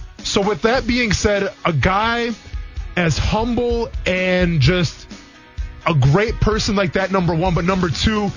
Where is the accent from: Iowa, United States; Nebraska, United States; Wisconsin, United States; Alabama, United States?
Wisconsin, United States; I grew up in Wisconsin.